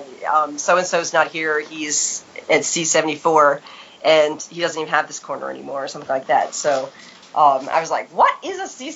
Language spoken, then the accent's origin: English; New York, United States; when I was growing up in New York